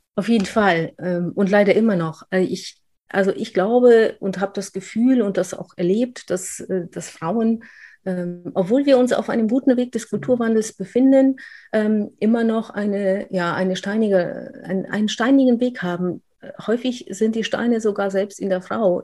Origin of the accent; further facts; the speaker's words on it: Upper Silesia, Poland; accent: rolling R; German is a second language; also born or lived in Aachen, Germany / Cologne, Germany; now in Germany; In Polen hat man mir gesagt, äh, ich bin eigentlich eine Deutsche, wir sind Oberschlesier, also Spätaussiedler sozusagen